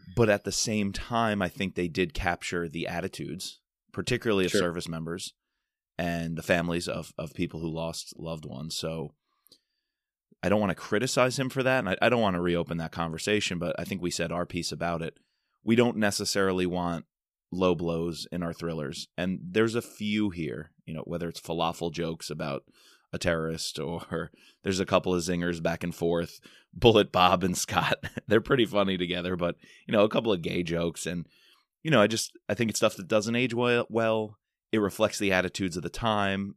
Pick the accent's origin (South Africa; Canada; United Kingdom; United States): United States; New York; I'm a New Yorker, and I spent plenty of time in Manhattan